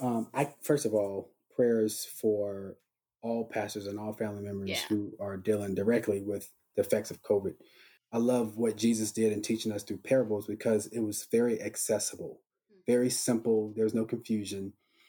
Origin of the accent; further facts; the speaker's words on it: Charlotte, North Carolina, United States; I'm from Charlotte, North Carolina